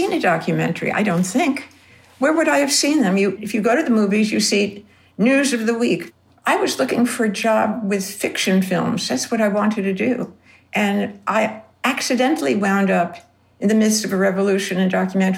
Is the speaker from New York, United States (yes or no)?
yes; New York City, New York, United States; moved away as an adult; also born or lived in Kent, Connecticut; growing up in Coney Island